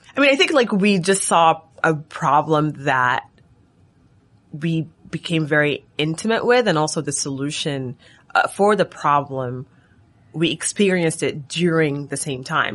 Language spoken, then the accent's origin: English; Sudan; moved away as an adult; now in United States; I'm from Sudan. I came to the U S for college, and so my parents still live in Sudan